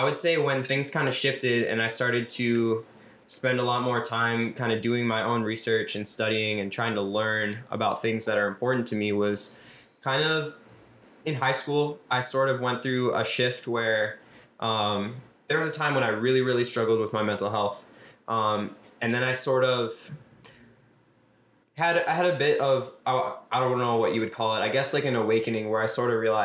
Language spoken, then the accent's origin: English; Minneapolis, Minnesota, United States; I was born and raised in South Minneapolis. I still live here